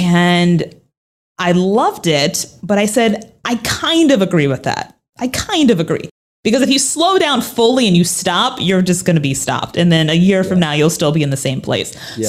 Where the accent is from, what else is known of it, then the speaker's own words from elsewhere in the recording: Minnesota, United States; accent: Minnesota; So let me give you the 411 on my life growing up. I'm from Minnesota. Yes, I used to have an accent. I used to say, oh yeah, don't you know Minnesota?